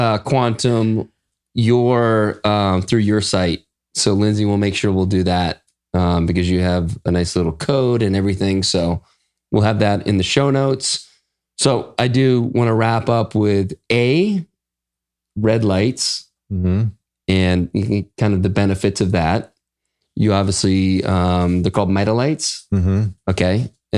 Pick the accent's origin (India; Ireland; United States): Ireland; Just because I'm Irish.